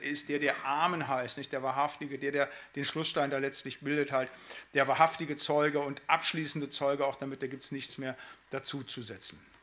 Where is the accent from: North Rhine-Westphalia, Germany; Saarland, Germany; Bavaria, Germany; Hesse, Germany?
North Rhine-Westphalia, Germany; Siegerland; now in Bremen, Germany; also ich komme ja aus dem Siegerland